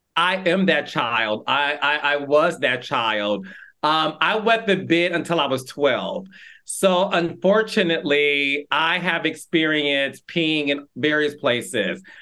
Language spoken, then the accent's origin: English; Detroit, Michigan, United States; my hometown, Detroit, Michigan